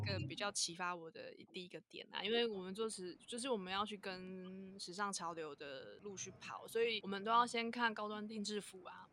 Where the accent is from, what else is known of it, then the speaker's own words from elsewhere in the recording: Tainan, Taiwan; also born or lived in eastern Taiwan; 我是土生土长的台南小孩，对，有台南人嗯。那我其实前面我都没有离开过台南这个地方，然后我有一段时间我去了东部住了一阵子